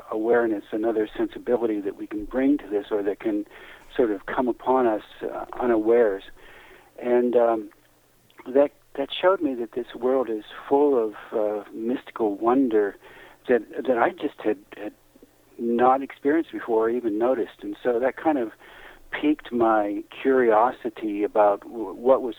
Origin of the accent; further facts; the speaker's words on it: Western Pennsylvania, United States; moved away; I was a kid from Western Pennsylvania